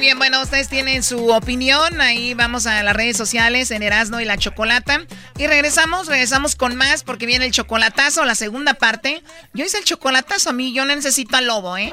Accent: Jalisco, Mexico; now in Mexico City, Mexico; somos de Jalisco

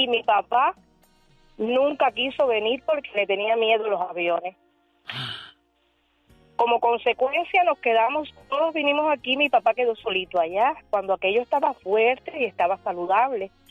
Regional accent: Cuba; somos cubanos y no tengo de verdad que no tengo cómo pagarle porque si no mi papá estuviera allá, allá no hay las condiciones como aquí

